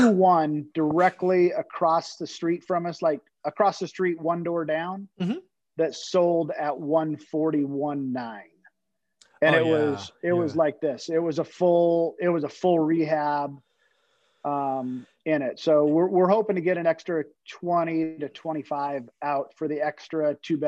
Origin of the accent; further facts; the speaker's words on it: California, United States; But I'm also from California. So you might as well 2X to 3X everything in California.